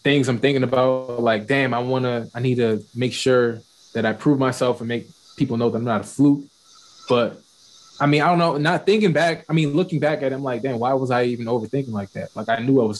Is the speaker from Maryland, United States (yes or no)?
yes; Maryland, United States; Stevenson is in my home state